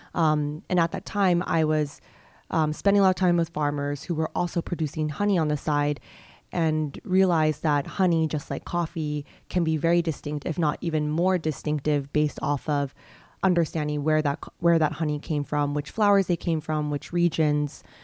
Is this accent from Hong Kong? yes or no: yes; Hong Kong; moved away as an adult; also born or lived in United States / Ethiopia; I grew up in Hong Kong, came to the U S when I was eighteen for college